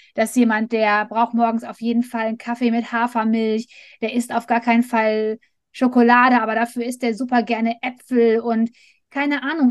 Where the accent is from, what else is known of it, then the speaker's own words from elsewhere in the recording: Ruhr area, North Rhine-Westphalia, Germany; wir kommen mitten aus dem Pott